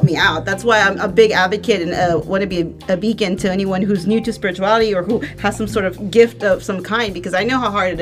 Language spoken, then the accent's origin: English; the Valley, South Texas, United States; I'm from the Valley, of course. Okay. Like, we are South Texas. Pudo Pinche 956